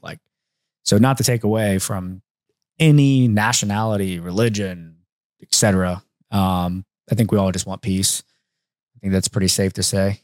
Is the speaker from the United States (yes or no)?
yes; Mechanicsburg, Ohio, United States; I'm from Mechanicsburg, Ohio